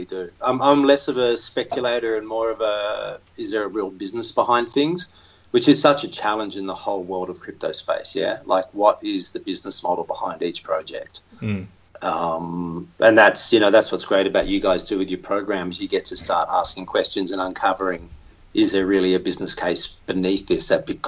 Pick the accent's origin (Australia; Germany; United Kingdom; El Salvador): Australia; accent: Aussie; my Aussie accent